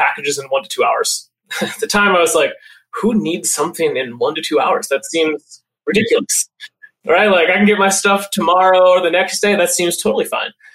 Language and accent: English; north central Montana, United States; moved away as an adult; also born or lived in Seattle area; now in Seattle, United States; I originally grew up in Montana. So I'm a Montana farm boy, born and raised. Small town, less than 1,000 people, kind of in north central Montana